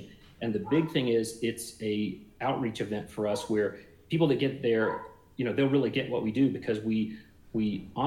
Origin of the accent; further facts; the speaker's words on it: South Alabama, United States; moved away; I grew up in South Alabama and learned to swim in a creek